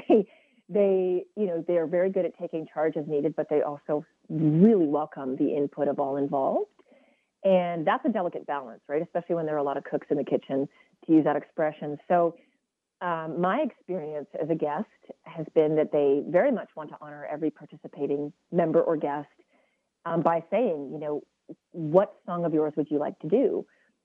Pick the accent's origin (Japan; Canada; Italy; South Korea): Canada; West Coast, British Columbia; We're both from the West Coast